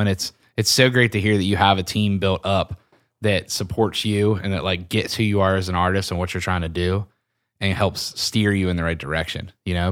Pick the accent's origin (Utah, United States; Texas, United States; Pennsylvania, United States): Pennsylvania, United States; I'm from Pennsylvania